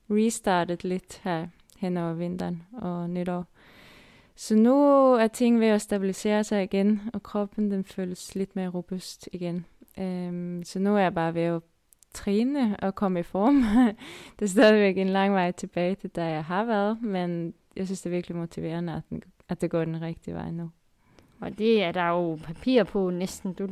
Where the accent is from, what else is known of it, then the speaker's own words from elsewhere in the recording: Denmark; Og så er der lidt mere bakker, end det måske har, end vi har hjemme i Danmark.